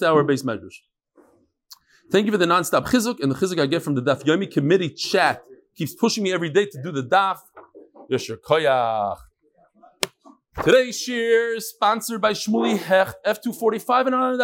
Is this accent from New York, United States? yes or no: yes; New York, United States; moved away as an adult; now in Chicago, United States; I'm from New York. Most of my life, my childhood, I spent in New York.